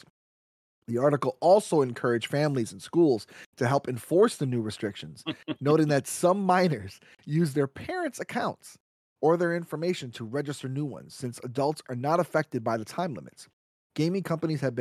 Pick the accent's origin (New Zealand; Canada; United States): United States; as an American, we're free here